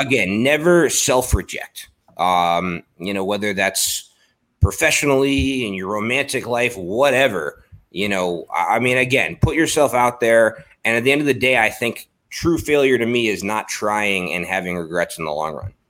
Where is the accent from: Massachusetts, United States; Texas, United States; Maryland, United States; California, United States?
Maryland, United States; Baltimore; I grew up in Baltimore